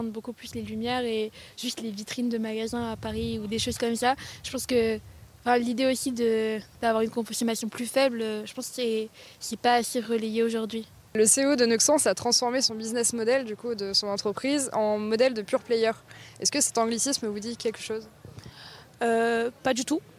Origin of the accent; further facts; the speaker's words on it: Tunisia; mais moi, par exemple, je viens de Tunisie et bon, il y a beaucoup de soleil.